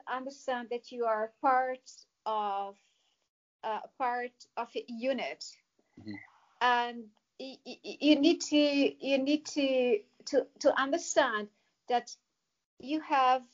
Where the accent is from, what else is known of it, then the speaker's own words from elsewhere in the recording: Casablanca, Casablanca-Settat, Morocco; moved away as an adult; also born or lived in Bavaria, Germany; I didn't grow up in the mountains. The opposite, I grew up in Casablanca.